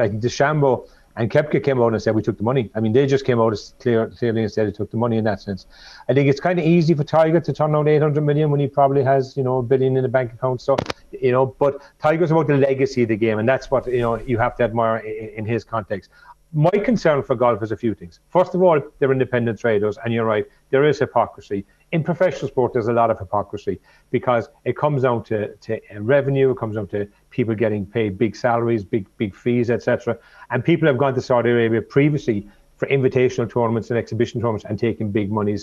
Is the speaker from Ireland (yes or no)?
yes; Cork, Munster, Ireland; growing up in Cork